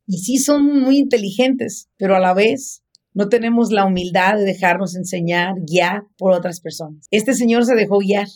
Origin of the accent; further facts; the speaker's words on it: Apatzingán, Michoacán, Mexico; en nuestro pueblo, de donde yo soy, en Apachingán, Michoacán